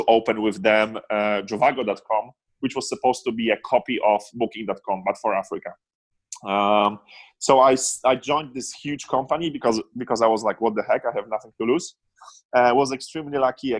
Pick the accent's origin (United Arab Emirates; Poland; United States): Poland; moved away as an adult; born and raised in Poland until I was 19